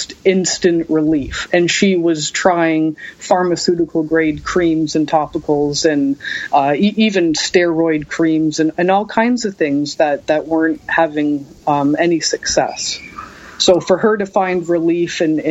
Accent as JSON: {"language": "English", "town": "Hamilton", "region": "Ontario", "country": "Canada", "tie": "born or raised there", "said": "my hometown of Hamilton, Ontario, and my province of Ontario, Canada"}